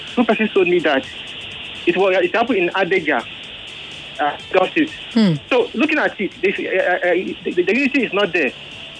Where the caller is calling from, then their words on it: Ojo, Lagos, Nigeria; I'm calling from Ojo.